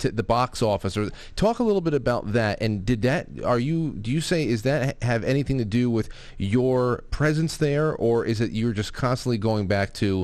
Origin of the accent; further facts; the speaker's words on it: New Jersey, United States; This is my home state.